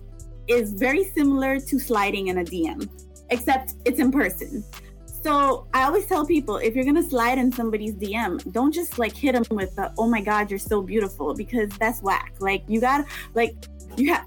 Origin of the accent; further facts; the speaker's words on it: South Florida, United States; I'm from South Florida